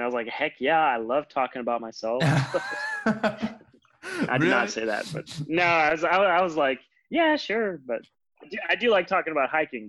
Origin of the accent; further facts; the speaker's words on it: Richlands, Virginia, United States; because Roanoke was only about a 2-hour drive, I guess, from my hometown in Richlands.